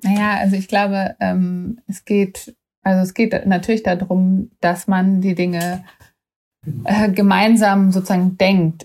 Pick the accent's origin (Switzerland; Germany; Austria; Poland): Germany; waren auch als Deutsche da immer so VorreiterInnen